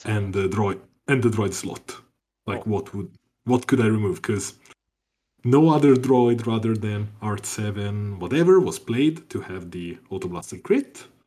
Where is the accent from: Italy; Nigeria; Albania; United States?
Italy; from Italy